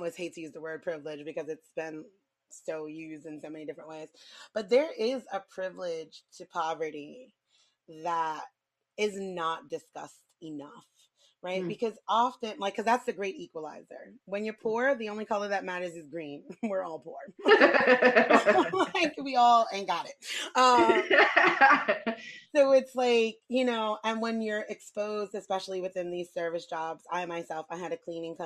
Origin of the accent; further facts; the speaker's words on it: New York City, New York, United States; I grew up in New York City